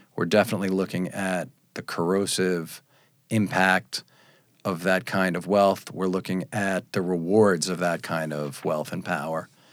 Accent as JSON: {"language": "English", "area": "Long Island", "region": "New York", "country": "United States", "tie": "born or raised there", "said": "I was born on Long Island"}